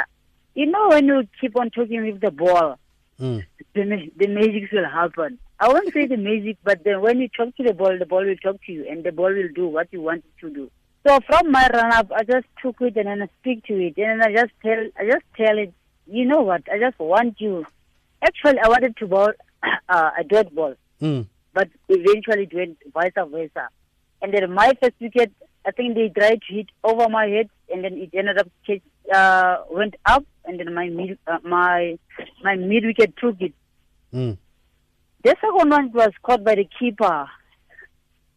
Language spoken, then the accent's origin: English; Botshabelo, Free State, South Africa; I'm from Botshabelo